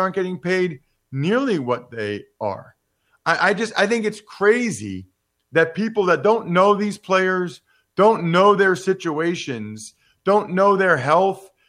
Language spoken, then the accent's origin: English; Reading, Pennsylvania, United States; my hometown of Reading, Pennsylvania